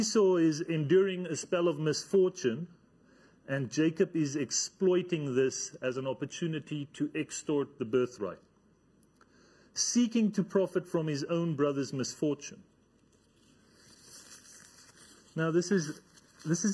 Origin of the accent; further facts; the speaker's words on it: Namibia; I come from Namibia. In Namibia, there's a whole lot of space there